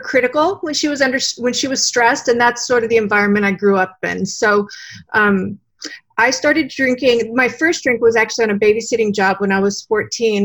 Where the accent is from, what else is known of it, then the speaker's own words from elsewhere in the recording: San Diego, California, United States; also born or lived in Austin, Texas; I grew up actually in San Diego